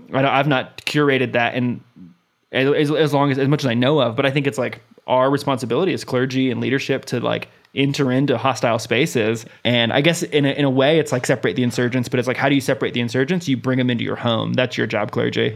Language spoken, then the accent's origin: English; United States; I grew up in America